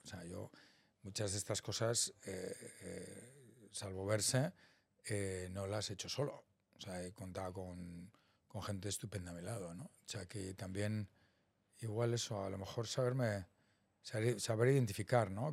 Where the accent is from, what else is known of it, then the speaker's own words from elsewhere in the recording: Salamanca, Castile and León, Spain; moved away as an adult; also born or lived in Boston, United States / San Francisco, United States; yo soy de Salamanca, vengo de una familia media muy normal